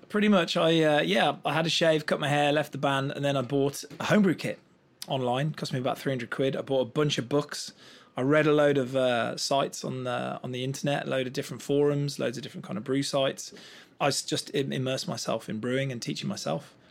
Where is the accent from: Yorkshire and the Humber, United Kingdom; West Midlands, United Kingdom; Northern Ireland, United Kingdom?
West Midlands, United Kingdom; Black Country; And I come from the West Midlands, from a little place called the Black Country.